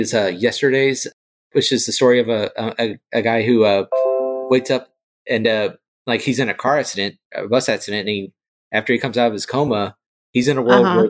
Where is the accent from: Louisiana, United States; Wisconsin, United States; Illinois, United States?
Louisiana, United States; Shreveport; my hometown in Shreveport, Louisiana